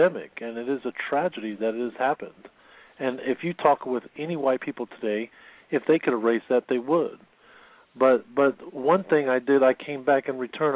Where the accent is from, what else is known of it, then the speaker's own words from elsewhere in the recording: United States; also born or lived in Istanbul, Turkey; Being a foreigner, even though I've been raised in America